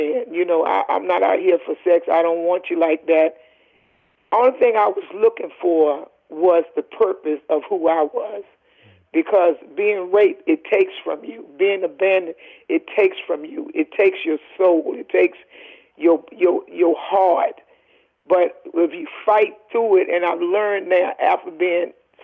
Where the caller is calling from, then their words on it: Lindenhurst, New York, United States; I'm calling from Lindenhurst, New York